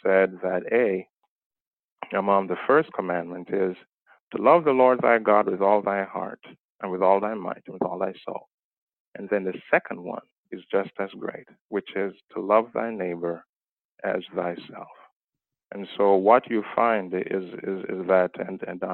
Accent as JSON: {"language": "English", "country": "Jamaica", "tie": "born or raised there", "moved": "yes", "said": "my background is that I was born in Jamaica."}